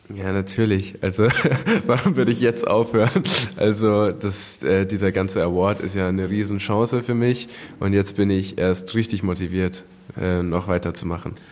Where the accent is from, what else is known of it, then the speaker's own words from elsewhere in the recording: Hersbruck, Bavaria, Germany; ich komme aus Nürnberg, ähm, beziehungsweise Hersbruck bei Nürnberg